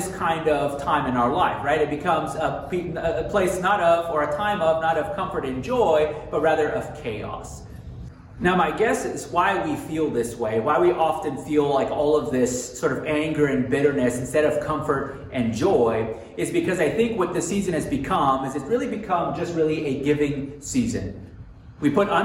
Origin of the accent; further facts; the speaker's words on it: Texas, United States; moved away; also born or lived in Montana; I'm originally from the South. And in Texas, we really didn't have winter